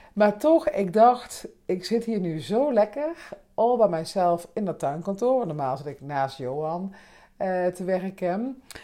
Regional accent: Limburg, Netherlands; now in Amsterdam, Netherlands; Ik kom natuurlijk uit Limburg

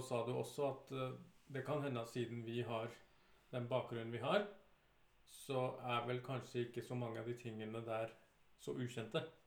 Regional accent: Oslo, Norway; å være fra 'Tante Ulrikkes vei'

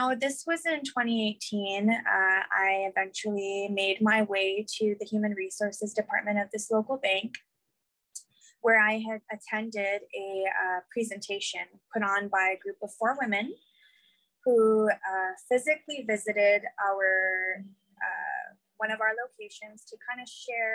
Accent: Guam; I was born and raised on Guam.

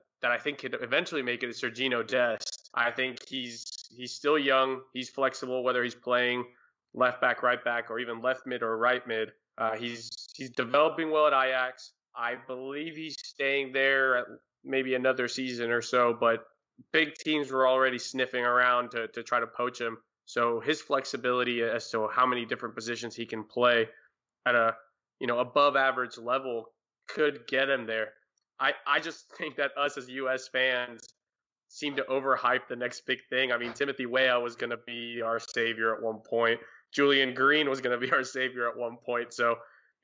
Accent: Venezuela; moved away; I'm from Venezuela

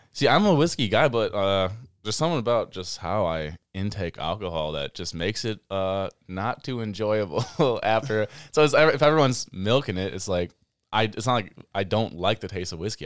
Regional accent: Baraboo, Wisconsin, United States; I was born and raised in Baraboo

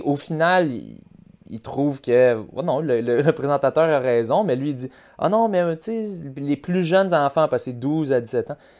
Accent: Quebec, Canada; moi aussi je suis québécois

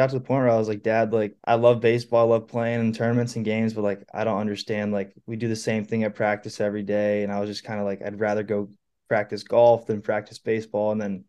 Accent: San Francisco, California, United States; born there; now in Phoenix, United States; Anyone asks, I say Phoenix, Arizona, but I was born in San Francisco.

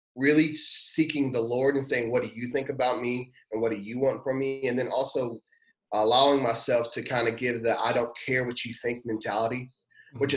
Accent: Louisville, Kentucky, United States; moved away as an adult; now in Danville, United States; I was born in Louisville, Kentucky

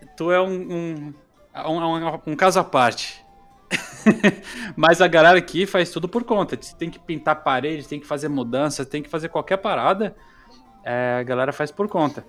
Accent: Florianópolis, Santa Catarina, Brazil; also born or lived in Recife; now in Sweden; Quando eu morei no Nordeste, eu, eu morei em Recife e falava, sou de, de Floripa, sou de Santa Catarina

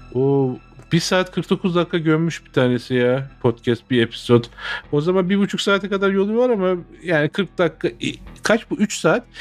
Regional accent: Turkey; now in United States; bizim ülkemizin insanının

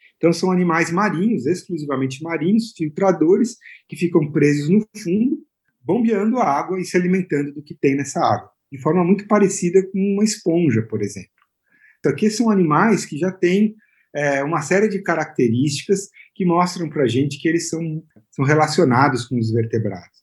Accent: São Paulo, Brazil; also born or lived in Santos; Eu nasci em Santos, aqui no litoral de São Paulo. E então, desde pequeno eu tenho esse contato aí com, com, o mar e tal. E aí, ainda moleque, eu já morando aqui em São Paulo

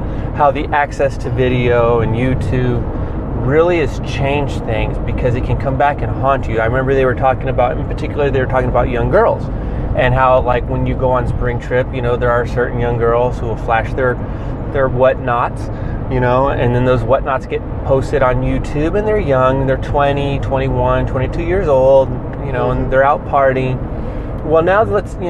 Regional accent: Santa Cruz County, California, United States; I came from Santa Cruz County

